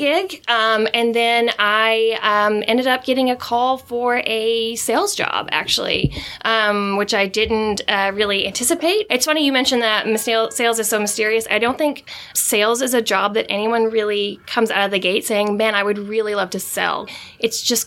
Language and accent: English; Kentucky, United States; moved away as an adult; now in New York City, United States; I'm originally from Kentucky, a very, very small town.